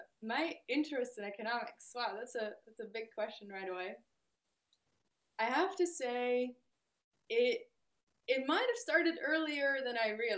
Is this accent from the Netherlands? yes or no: yes; Netherlands; I'm from the Netherlands, we are a pretty egalitarian country